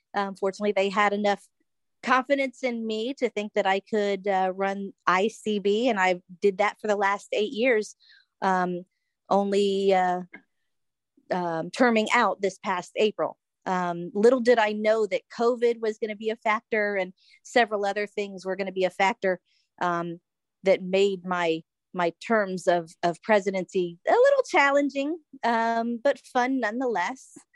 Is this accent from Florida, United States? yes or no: yes; Florida, United States; moved away; I'm originally from Florida. Uh, still, my whole family's still there